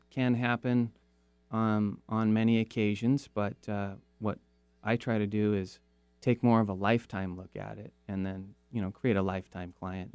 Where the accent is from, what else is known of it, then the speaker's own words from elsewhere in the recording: Kirkland, Washington, United States; also born or lived in Seattle; I grew up in Kirkland